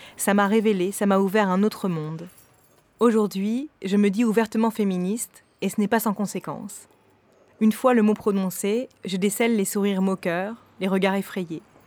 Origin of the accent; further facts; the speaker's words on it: north of France, France; now in Paris, France; Je viens du nord de la France, d'un milieu privilégié, J'habite aujourd'hui à Paris